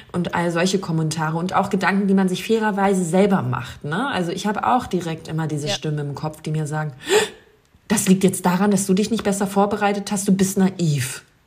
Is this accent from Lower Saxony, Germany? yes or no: yes; Wolfsburg, Lower Saxony, Germany; moved away; Da rufe ich doch noch meine Heimat an.